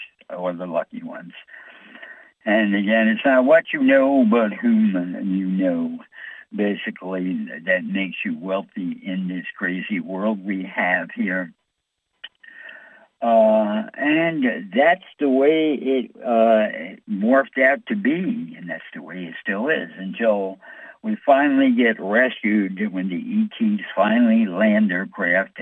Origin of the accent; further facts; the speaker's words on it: New York, United States; I'm from New York